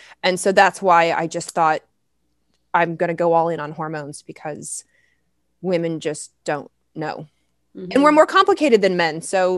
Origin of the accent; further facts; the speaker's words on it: the South, United States; And I grew up in the South.